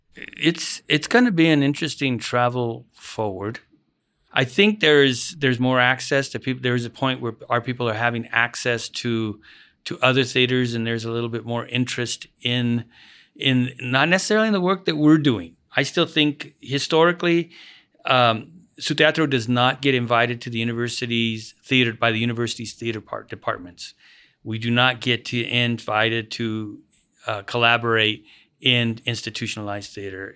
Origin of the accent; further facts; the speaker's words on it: United States; When I was a kid, I grew up in the Aurora neighborhood.